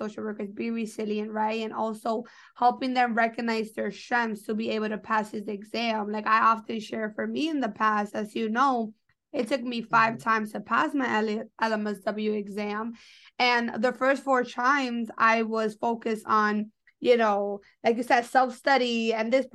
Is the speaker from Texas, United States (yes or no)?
no; New York, United States; I'm from New York and I went to Fordham